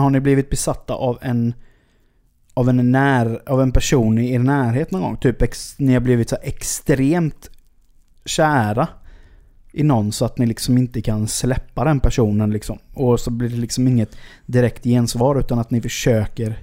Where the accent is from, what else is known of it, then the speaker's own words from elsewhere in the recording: Sweden; jag kommer från Sverige